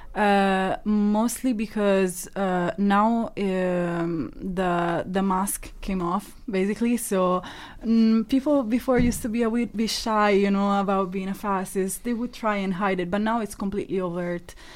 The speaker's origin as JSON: {"language": "English", "country": "Italy", "tie": "born or raised there", "moved": "yes", "said": "I grew up in Italy"}